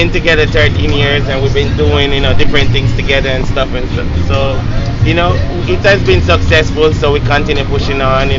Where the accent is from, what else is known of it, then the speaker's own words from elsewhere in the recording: Jamaica; moved away as an adult; now in Durham, United States; I'm from Jamaica.